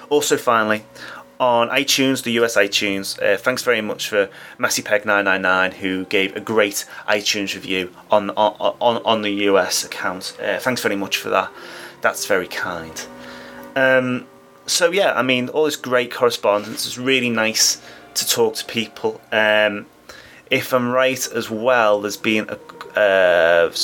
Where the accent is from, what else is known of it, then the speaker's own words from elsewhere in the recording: United Kingdom; Being British